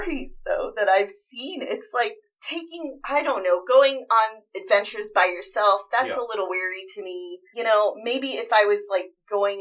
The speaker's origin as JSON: {"language": "English", "region": "California", "country": "United States", "tie": "born or raised there", "said": "I've been born and raised in California."}